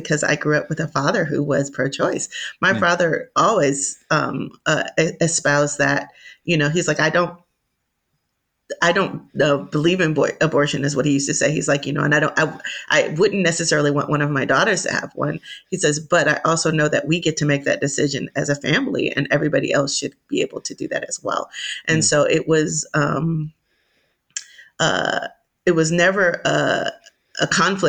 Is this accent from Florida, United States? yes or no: yes; Miami, Florida, United States; I was born and raised in Miami, Florida